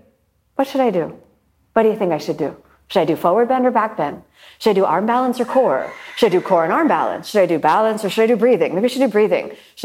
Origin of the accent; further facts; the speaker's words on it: Miami, Florida, United States; A lot of people ask me where I'm from. I'm from Miami.